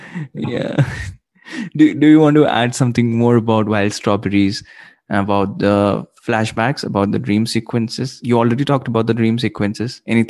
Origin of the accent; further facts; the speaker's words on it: India; Because in India we grew up on Bollywood, right?